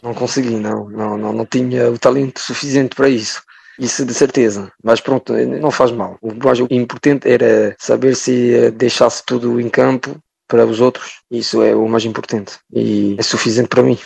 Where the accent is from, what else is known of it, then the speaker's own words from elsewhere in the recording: France; sou francês, nasci aqui, mas ao fundo me sinto muito, muito português.